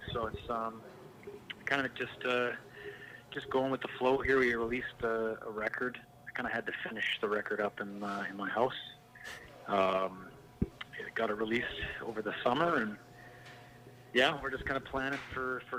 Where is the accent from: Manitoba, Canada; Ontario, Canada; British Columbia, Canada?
British Columbia, Canada; Langley; I grew up in Walnut Grove. So it's like North Langley, just off of Highway 1 as you pass through to Vancouver